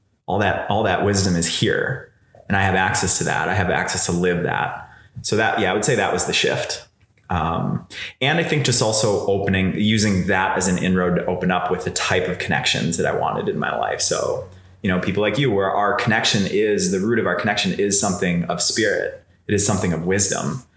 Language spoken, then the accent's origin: English; Chicago, Illinois, United States; I was a bro from Chicago. So I grew up in a suburb